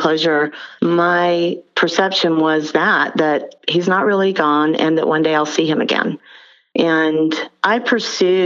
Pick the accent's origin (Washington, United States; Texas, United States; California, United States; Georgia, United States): Georgia, United States; Albany; I'm from Albany, Georgia